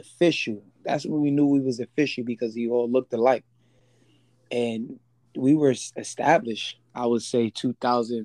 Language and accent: English; New York City, New York, United States; born and raised in the Bronx. I grew up just riding bikes.